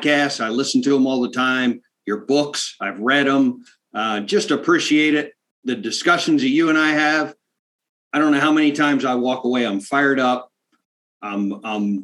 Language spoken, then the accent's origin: English; South Central Pennsylvania, United States; born or raised there